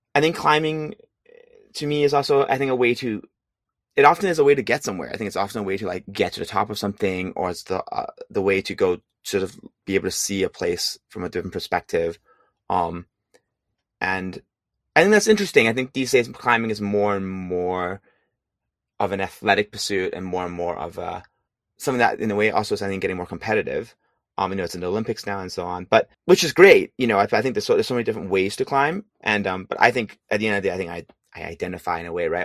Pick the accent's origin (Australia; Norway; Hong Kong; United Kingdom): Hong Kong; moved away as an adult; also born or lived in San Francisco, California; now in California, United States; I'm originally from Hong Kong